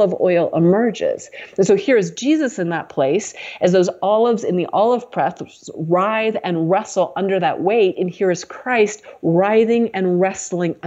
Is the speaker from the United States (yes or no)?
yes; United States; That wasn't how I grew up in America